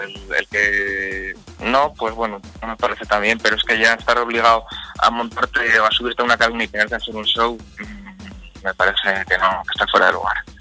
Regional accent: Vitoria-Gasteiz, Basque Country, Spain; donde vivo yo, que yo soy de Vitoria

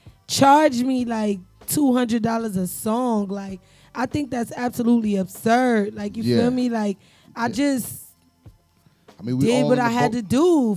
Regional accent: New York City, New York, United States; I'm from Harlem, so I don't know nothing about Brooklyn.

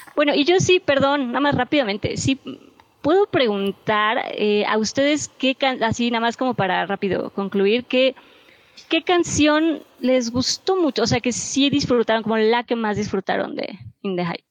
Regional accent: Mexico; como mexicanos

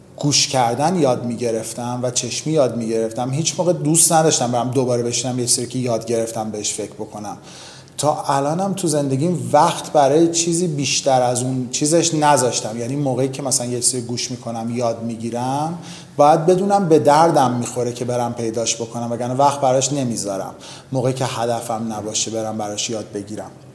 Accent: Iran; اوایل بچگیمون با دوران جنگ تو ایران

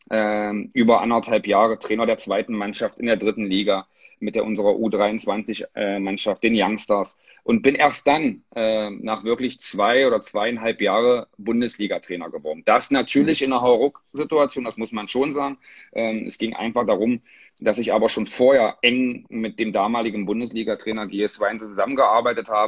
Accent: Magdeburg, Saxony-Anhalt, Germany; ich wusste, dass mein Lebensmittelpunkt äh, bitte in meiner Heimat, in Magdeburg bleiben möchte äh, wo meine Töchter geboren sind

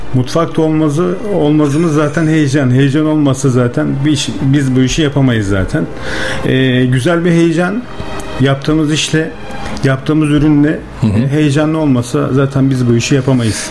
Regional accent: Yenişehir, Bursa, Turkey; 1986 Bursa Yenişehir doğumluyum.

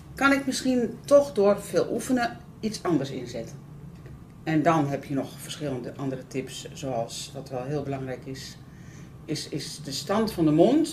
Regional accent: the North, northern Netherlands, Netherlands; ik kom uit Noorden.

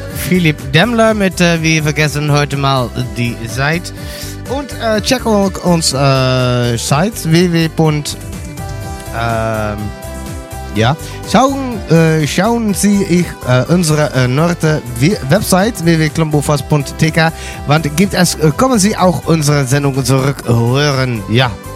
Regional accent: Netherlands; German is a second language; dann sprach ich äh, Deutsch, aber ich bin ein Holländer

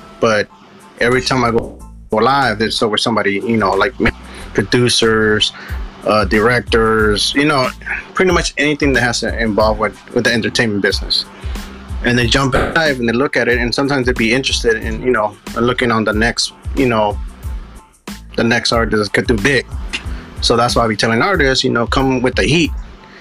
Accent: Richmond, California, United States; I'm actually from Richmond, California, the Bay Area.

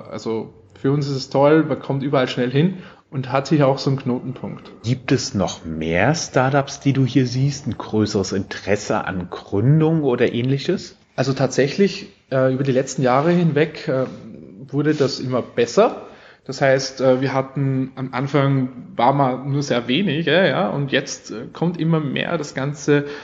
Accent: Austria; accent: Austrian; also ich, ich, ich, ich spreche österreichisch. Man versteht mich, ja.

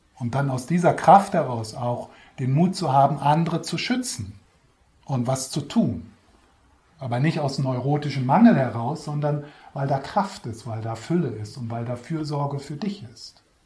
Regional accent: Switzerland; Wir sind sowieso schon als Schweizer

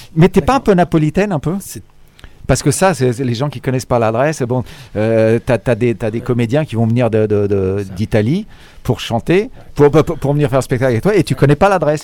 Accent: France; also born or lived in Cassino; Je suis né en France moi aussi

